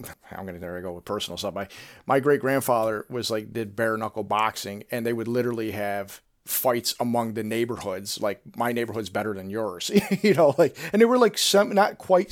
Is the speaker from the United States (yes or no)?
yes; Rochester, New York, United States; my hometown